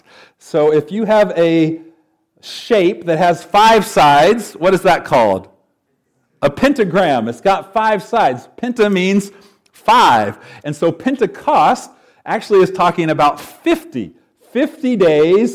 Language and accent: English; Knoxville, Tennessee, United States; I'm from Knoxville, so a bit of a southern boy